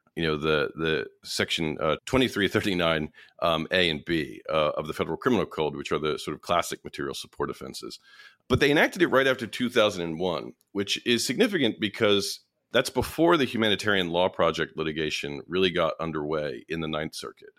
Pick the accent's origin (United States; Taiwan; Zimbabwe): United States; New York; as a New Yorker